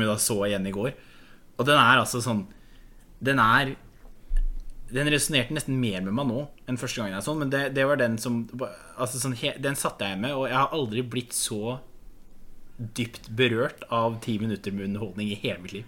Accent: Norway; jeg er fra Distrikts-Norge

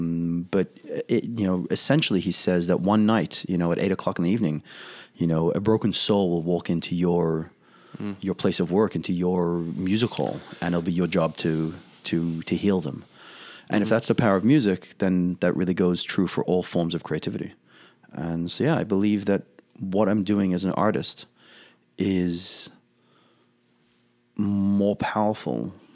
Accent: Australia; accent: Australian; It's a few Australian, well, I can put on my accent if I need to.

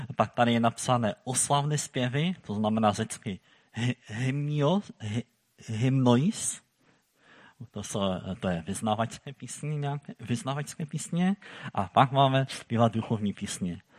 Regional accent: Silesia, Czechia; my tady u nás na Slezsku

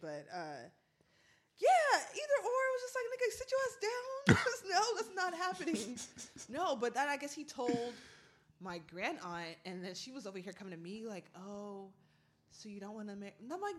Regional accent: United States; I'm from America.

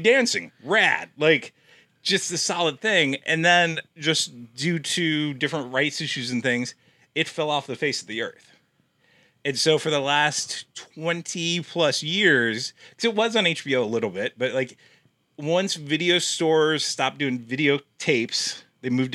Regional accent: Nebraska, United States; moved away; my hometown in Nebraska

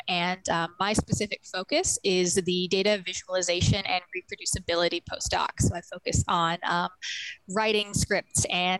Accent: Lower Mainland, Pacific Northwest, British Columbia, Canada; moved away as an adult; now in Albuquerque, United States; I am a Filipino and Polish descent and grew up in the Lower Mainland Pacific Northwest region, which is Coast Salish territory.

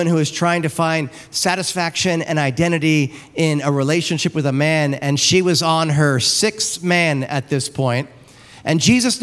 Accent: New York, United States; now in Wildomar, United States; I'm from New York

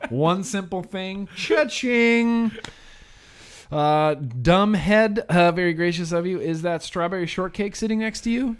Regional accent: California, United States; I grew up in California, too

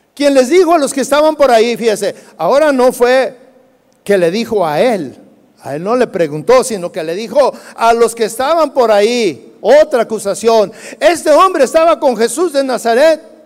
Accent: Jalisco, Mexico; nosotros los jalisquillos, hablamos cantando

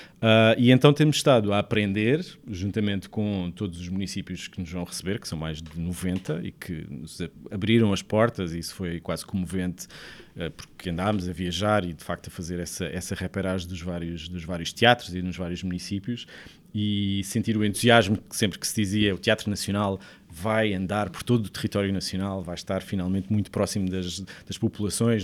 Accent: Sesimbra, Setúbal, Portugal; also born or lived in Lisbon; Eu sou de Sesimbra, nasci em Lisboa, mas sempre vivi em, em, em Sesimbra

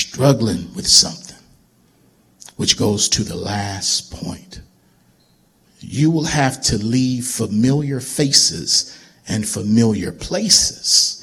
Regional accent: Baltimore, Maryland, United States; moved away as an adult; also born or lived in Lynchburg, Virginia; growing up in Baltimore

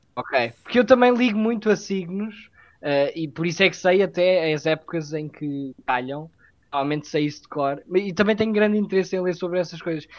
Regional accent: Castelo Branco, Centro, Portugal; Castelo Branco, por acaso é a cidade de onde eu, de, de onde eu sou ori, originário

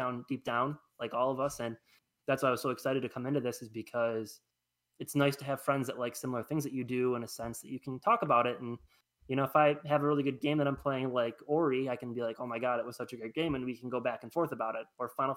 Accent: Attica, United States; I grew up in Attica

